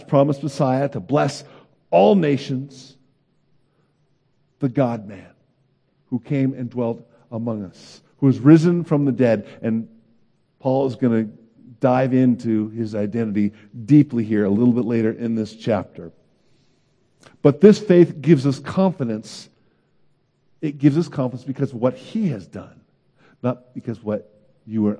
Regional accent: Oakland, California, United States; moved away as an adult; also born or lived in Davis, California / Santa Barbara, California / Chicago; I grew up in Oakland, California

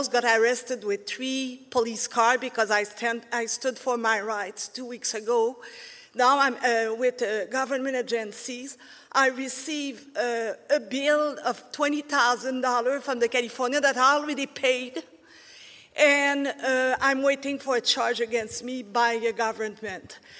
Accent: Canada; now in United States; I'm a dual citizen, so I'm Canadian and American, and I moved here because it was too socialist where I come from.

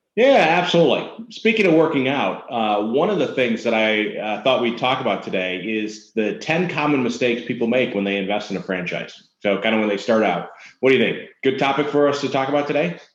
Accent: Minnesota, United States; I'm from Minnesota

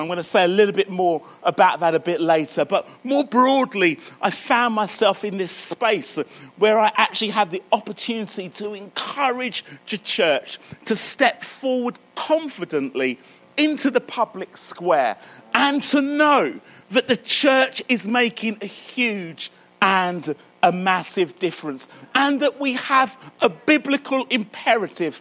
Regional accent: Croydon, London, United Kingdom; now in Birmingham, United Kingdom; I live in Birmingham. You can probably hear that my accent's a little further south, so I'm sort of born and brought up in Croydon.

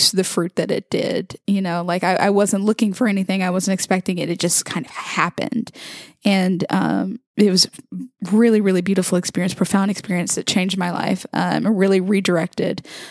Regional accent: Mobile, Alabama, United States; I was born and raised in Mobile, Alabama, to a predominantly Catholic family.

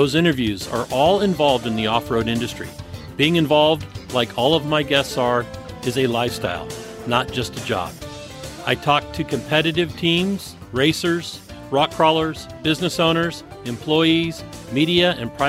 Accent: San Bruno, California, United States; I grew up in San Bruno

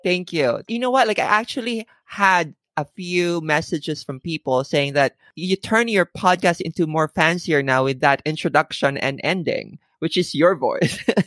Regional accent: Philippines; moved away; I grew up in the Philippines

